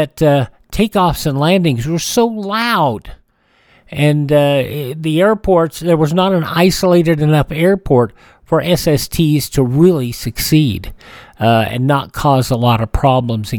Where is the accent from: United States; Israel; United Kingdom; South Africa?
United States; Emporia, Kansas; my hometown of Emporia, Kansas